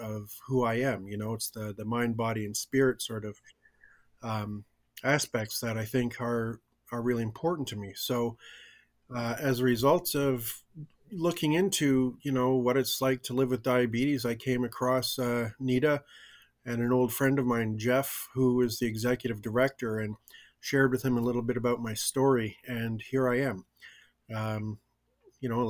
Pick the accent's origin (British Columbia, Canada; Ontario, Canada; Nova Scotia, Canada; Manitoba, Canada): Manitoba, Canada; Winnipeg; also born or lived in Swan Lake First Nation, Manitoba; now in Vancouver, Canada; I was adopted out of my community at a very young age, and I grew up in Winnipeg in a non-native, you know, household.